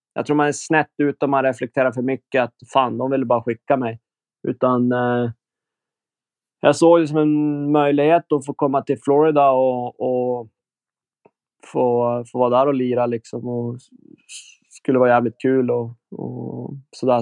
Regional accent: Umeå, Västerbotten County, Sweden; now in Switzerland; hemma i Umeå

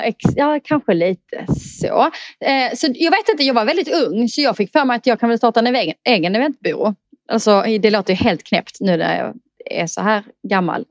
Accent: Eslöv, Skåne, Sweden; moved away; also born or lived in Stockholm; Jag kommer från Eslöv i Skåne

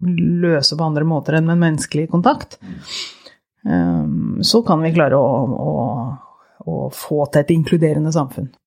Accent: Porsgrunn, Telemark, Norway; moved away as an adult; also born or lived in Oslo; jeg vokste opp i Porsgrunn, eller i grenlandsområdet.

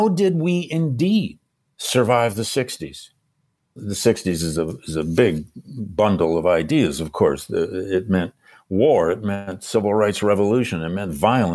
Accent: Michigan, United States; I grew up in Michigan

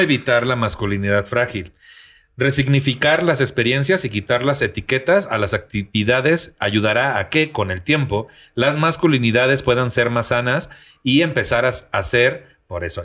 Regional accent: Tampico, Tamaulipas, Mexico; moved away; en mi tierra, que tú sabes, güey, que allá en Tampico

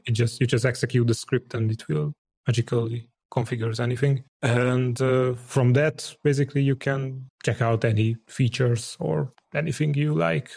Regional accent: Hungary; I'm from Hungary.

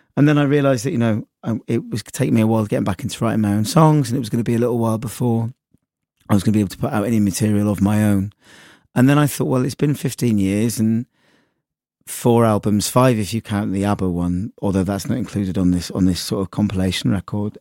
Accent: Sudbury, East of England, United Kingdom; accent: West Country; moved away as an adult; now in Brighton, United Kingdom; my hometown, actually, in Sudbury

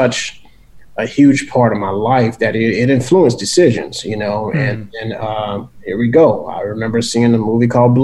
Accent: New Orleans, Louisiana, United States; growing up in New Orleans

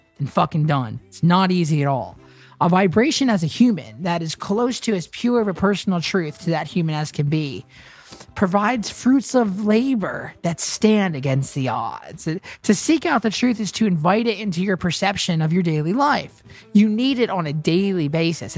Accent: Nashville, Tennessee, United States; having grown up here in Nashville

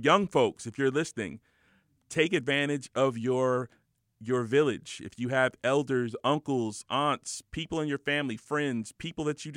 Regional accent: Los Angeles, California, United States; I grew up in the Valley, which was just kind of – it was just a regular

